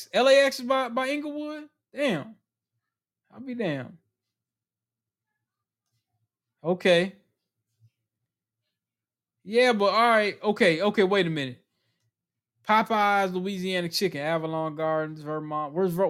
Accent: Ghana; I'm from Ghana.

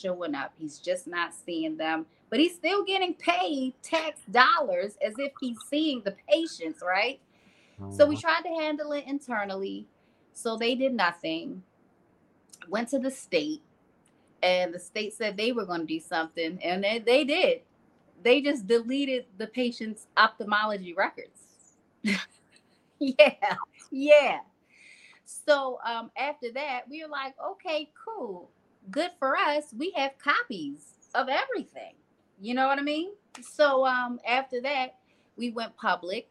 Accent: Maryland, United States; I'm originally from Maryland

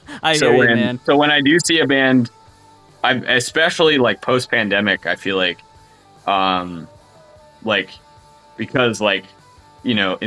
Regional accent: Delaware County, Pennsylvania, United States; accent: Delco; moved away as an adult; now in Philadelphia, United States; I grew up in Delaware County, which is like about 15 miles from like where I live now

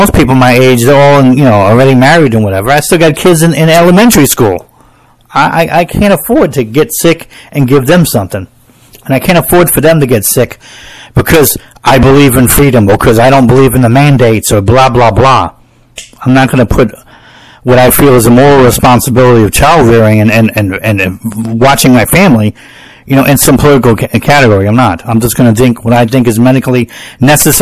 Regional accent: United States; I'm an American

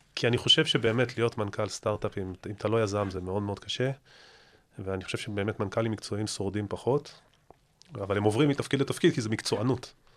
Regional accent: Israel

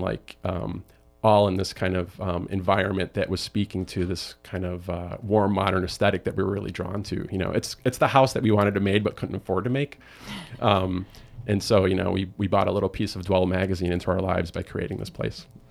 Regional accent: Chicago, Illinois, United States; I'm from Chicago

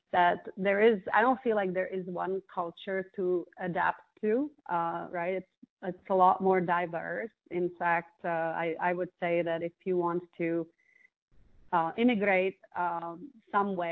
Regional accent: Prague, Czechia; first language Czech; English is a second language; moved away as an adult; also born or lived in London / France; now in United States; I was born and I grew up in Prague in the Czech Republic.

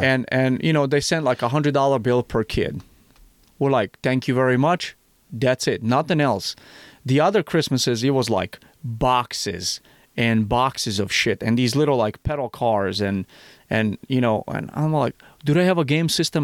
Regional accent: Missouri, United States; Missouri, my home state

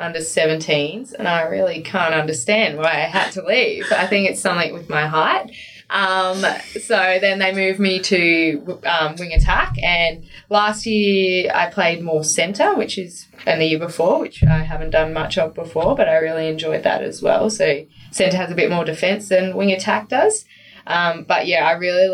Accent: Queensland, Australia; also born or lived in Victoria / Canberra; I played in lots of state teams growing up in Queensland

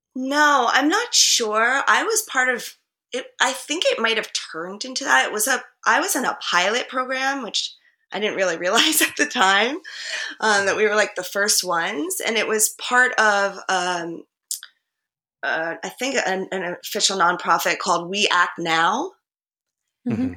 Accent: New Jersey, United States; moved away as an adult; also born or lived in Harlem, New York City; now in New York City, United States; I grew up in Jersey

